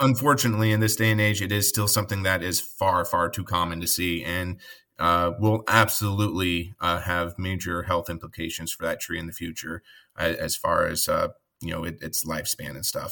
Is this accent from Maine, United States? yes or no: no; Colorado, United States; now in Midwest, United States; I grew up in Colorado.